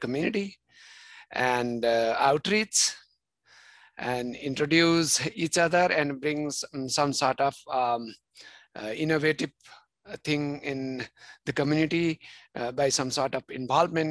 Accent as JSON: {"language": "English", "country": "Bhutan", "second_language": "English", "moved": "yes", "lives_now": "Concord, United States", "said": "I'm originally from Bhutan, the land of Thunder Dragon, which is in South Asia"}